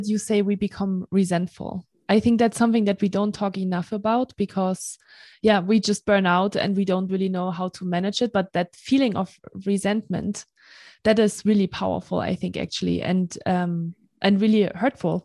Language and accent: English; Germany; moved away as an adult; also born or lived in Marseille, France; I am from Germany and I lived in France for 3 years in Marseille